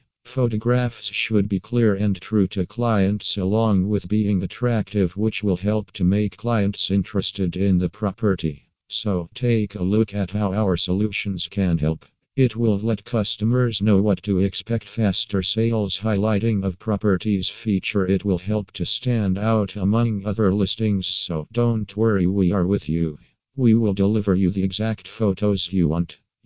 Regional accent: New South Wales, Australia; from New South Wales and Australia.

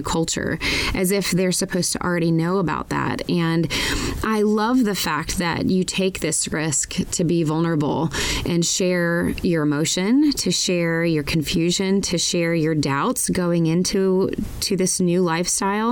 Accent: Georgia, United States; moved away as an adult; also born or lived in Colorado; Georgia, where I grew up

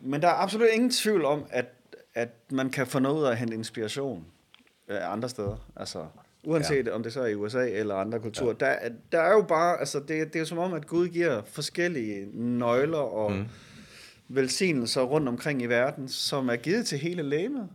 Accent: Denmark; som danskere

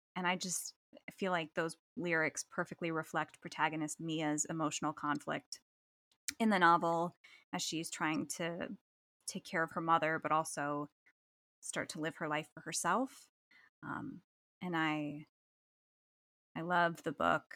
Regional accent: New Jersey, United States; now in Western New York, United States; I'm from New Jersey

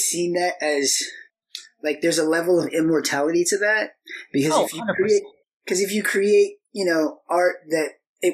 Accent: Lincoln, Illinois, United States; I was from Lincoln

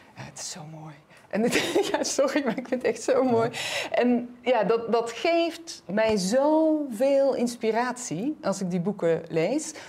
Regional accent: North Brabant, Netherlands; Ik ben Brabantse

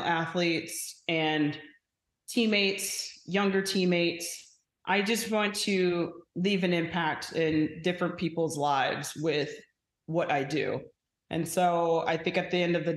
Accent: Phoenix, Arizona, United States; moved away; back in my hometown

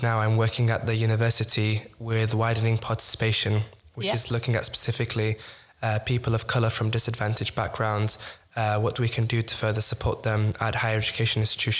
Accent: United Kingdom; pronouns he, him, his, and I'm from the United Kingdom, so not too far away. And I studied in Nottingham at the University of Nottingham

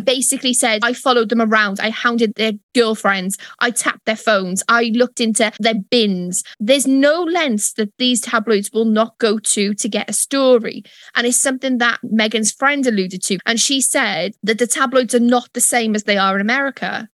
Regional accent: United Kingdom; I am British

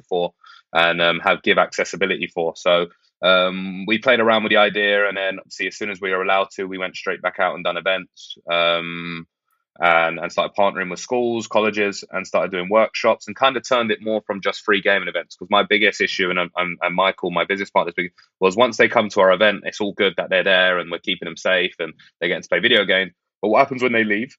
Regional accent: London, United Kingdom; Peckham, where I grew up in Southeast London.

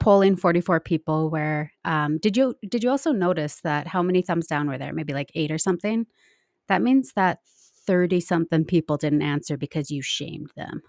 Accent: Nelson, British Columbia, Canada; I grew up in Nelson, B C

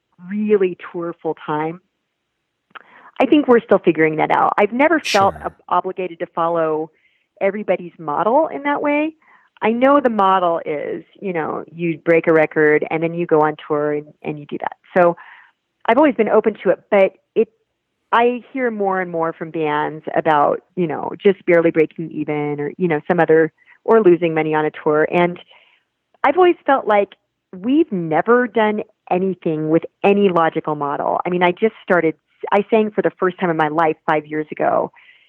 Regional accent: Nebraska, United States; now in Colorado, United States; go back to my home state of Nebraska

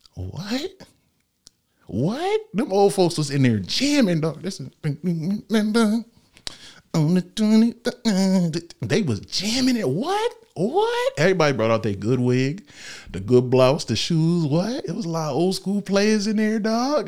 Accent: Norwalk, United States; I was born in Norwalk Hospital.

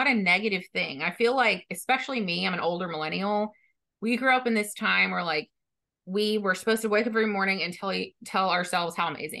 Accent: Texas, United States; I'm from Texas

